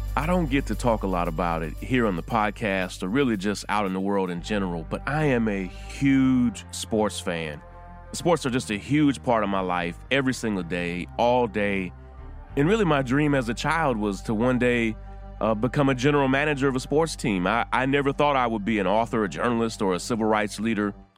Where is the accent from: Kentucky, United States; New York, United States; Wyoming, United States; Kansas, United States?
Kentucky, United States; Central; I grew up in Central Kentucky, and UK basketball was huge